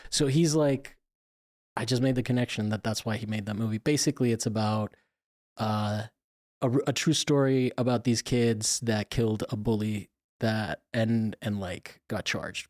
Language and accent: English; Florida, United States; I'm from Florida